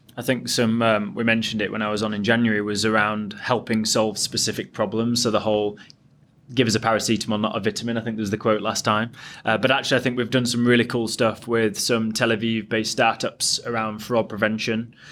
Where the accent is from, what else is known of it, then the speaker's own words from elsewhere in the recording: Yorkshire and the Humber, United Kingdom; I'm from Yorkshire